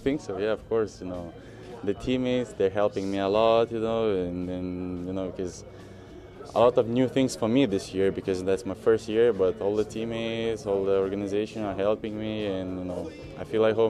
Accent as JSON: {"language": "English", "country": "Lithuania", "moved": "as an adult", "lives_now": "New York, United States", "said": "I'm from Lithuania, where sports is, basketball is sports number one, you know, and now I'm here in New York"}